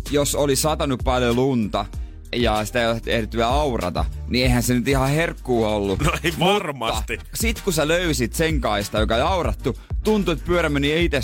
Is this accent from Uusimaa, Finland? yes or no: no; Kuopio, North Savo, Finland; now in Helsinki, Finland; en mä oo täältä, mä oon Kuopiosta.